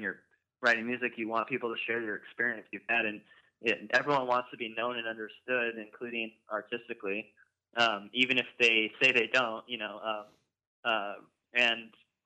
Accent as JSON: {"language": "English", "town": "Santa Rosa", "region": "California", "country": "United States", "said": "we're from Santa Rosa"}